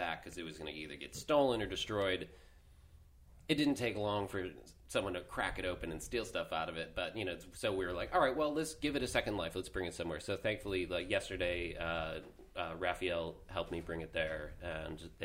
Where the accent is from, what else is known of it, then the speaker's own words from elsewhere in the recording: Rochester, New York, United States; I grew up in Rochester